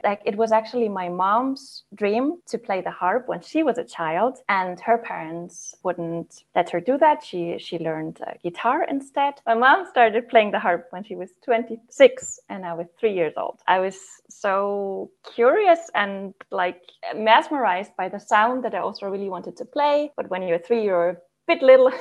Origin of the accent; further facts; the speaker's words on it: Southern Germany, Germany; moved away as an adult; also born or lived in Freiburg, Germany; now in Denmark; I currently live in northern Denmark, but I'm from Germany. I grew up in the south of Germany